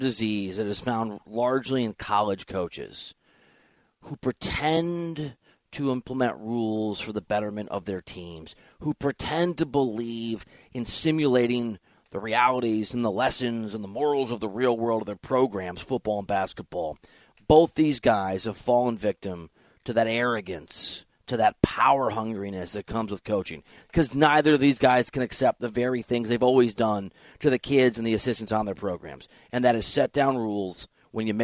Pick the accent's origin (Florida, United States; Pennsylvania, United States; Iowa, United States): Iowa, United States; I'm from Iowa